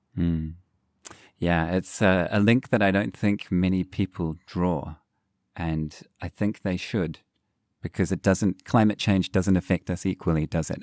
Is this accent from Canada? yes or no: no; New Zealand; growing up in New Zealand